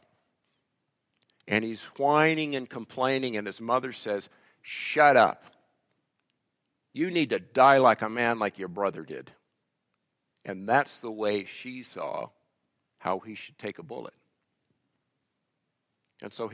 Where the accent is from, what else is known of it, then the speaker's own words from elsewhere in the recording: United States; moved away as an adult; now in Canada; When I go back to the States